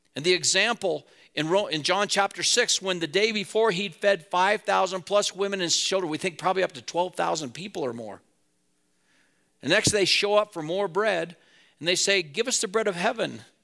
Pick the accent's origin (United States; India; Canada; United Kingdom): United States; Wheatland, Wyoming; now in Laramie, United States; I grew up in Wheatland